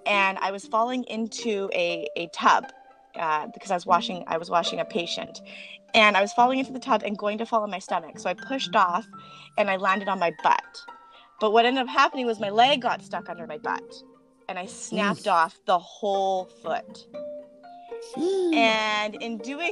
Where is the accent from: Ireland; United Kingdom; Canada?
Canada; Langley, British Columbia; born or raised there